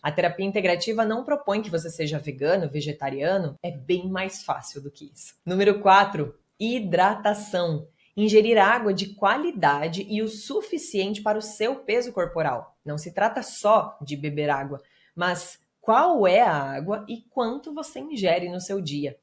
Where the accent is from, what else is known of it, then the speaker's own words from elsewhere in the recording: interior of Paraná, Brazil; Eu venho do interior do Paraná, filha de bancário e de professora, mais velha de seis irmãos